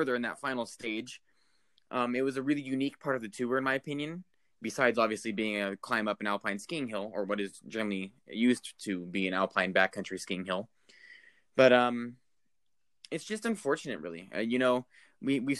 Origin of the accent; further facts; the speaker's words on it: United States; as an American fan